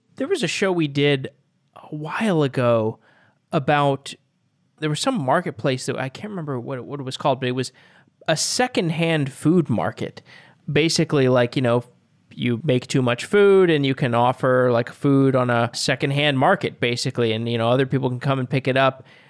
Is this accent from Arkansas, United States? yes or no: no; Austin, Texas, United States; I'm from Austin